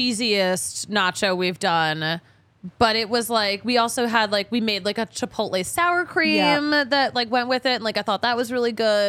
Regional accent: New England, United States; oh, we're from New England.

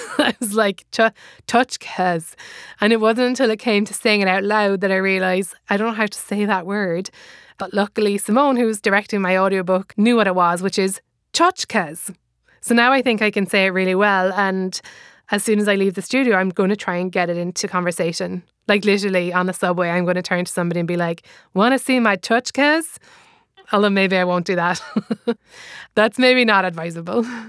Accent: Ireland; accent: Irish; moved away as an adult; now in United States; I am Irish, as you can probably hear from my accent

